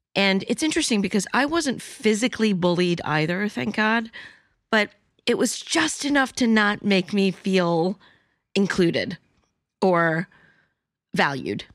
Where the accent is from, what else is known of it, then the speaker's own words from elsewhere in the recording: New York City, New York, United States; I'm Chinese and Cantonese, but I was born in New York City.